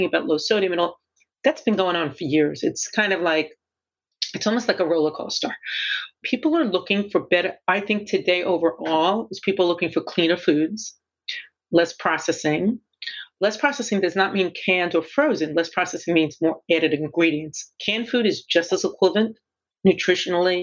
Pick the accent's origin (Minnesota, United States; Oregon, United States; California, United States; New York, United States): New York, United States; New York City; I grew up in Brooklyn